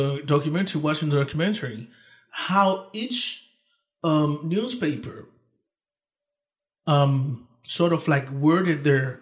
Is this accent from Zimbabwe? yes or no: no; Dominican Republic; English is a second language; moved away; also born or lived in Haiti; I was born in Haiti, grew up in the Dominican Republic, same island, just different